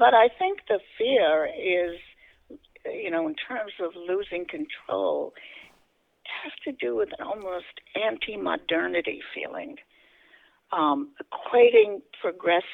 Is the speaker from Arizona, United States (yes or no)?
no; New York City, New York, United States; I grew up in the South Bronx, which was a very poor neighborhood